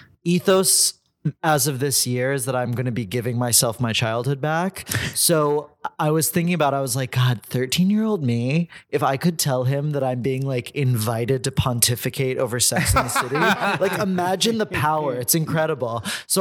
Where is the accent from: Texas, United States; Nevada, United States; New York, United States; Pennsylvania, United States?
Texas, United States; Houston; moved away; I'm from Houston, Texas.